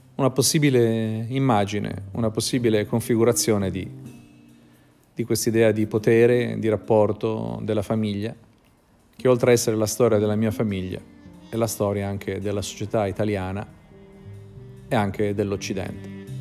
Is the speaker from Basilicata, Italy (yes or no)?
no; Bologna, Emilia-Romagna, Italy; also born or lived in Florence; Io sono nato a Firenze, mia madre è bolognese ma aveva incontrato un uomo, un poeta di Pistoia e io nacqui a Firenze in un breve periodo dove loro stavano a Firenze. Poi mia madre tornò a Bologna e quando io avevo sette anni e io da quando avevo sette anni fino adesso ho par- praticamente vissuto sempre a Bologna